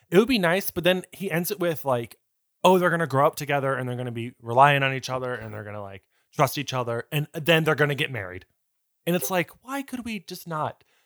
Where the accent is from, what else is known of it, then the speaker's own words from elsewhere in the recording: United States; as Americans in 2007